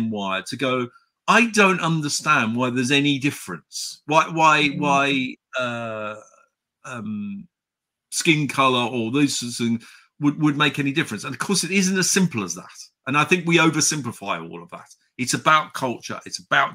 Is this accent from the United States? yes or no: no; Chipping Campden, South West England, United Kingdom; I grew up in the Cotswolds